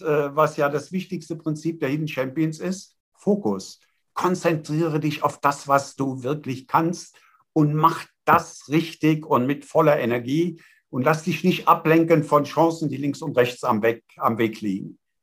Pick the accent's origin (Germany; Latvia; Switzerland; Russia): Germany; Eifel, Rhineland-Palatinate; Ich komme aus der Eifel, Festung Eifel